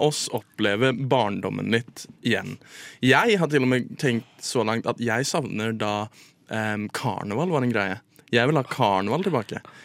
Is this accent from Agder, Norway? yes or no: no; Drøbak, Akershus, Norway; jeg er fra Drøbak